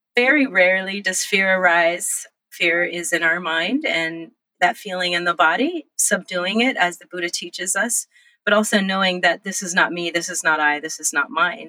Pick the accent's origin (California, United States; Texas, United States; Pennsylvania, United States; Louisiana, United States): California, United States; Los Angeles; also born or lived in Monterey Bay, California; And I was born in Monterey Bay in California. we traveled up and down the coast all the way to Los Angeles, where I grew up, and all over the state of California.